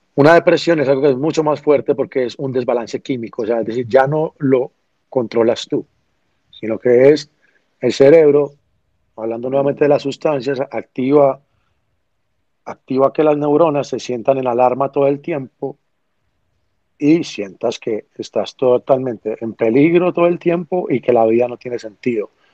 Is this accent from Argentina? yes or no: no; Medellín, Antioquia, Colombia; Vengo de Medellín, Colombia, una ciudad donde no era reconocida mucho menos por el reggaetón